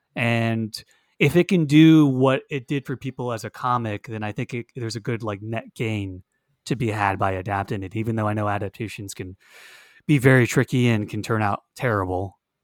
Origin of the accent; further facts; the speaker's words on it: Hollywood, Florida, United States; now in Orlando, United States; I was born in Hollywood, Florida.